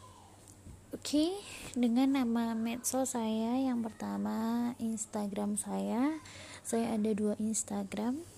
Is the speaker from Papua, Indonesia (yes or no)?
no; Cilacap, Central Java, Indonesia; now in Singapore; asal saya dari Cilacap Tahun kelahiran saya 1999.